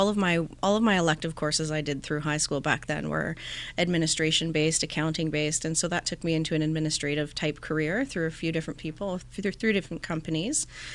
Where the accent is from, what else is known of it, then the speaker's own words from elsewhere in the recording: Langford, British Columbia, Canada; So I was born in Victoria.